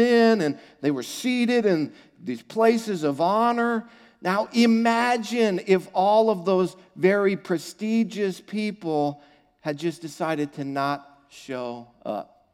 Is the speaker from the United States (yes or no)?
yes; United States; I'm an American